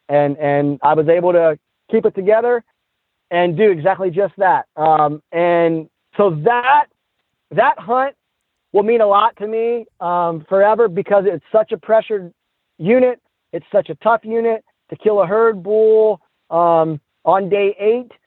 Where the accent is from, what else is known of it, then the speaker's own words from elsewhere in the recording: Midwest, United States; I'm from the Midwest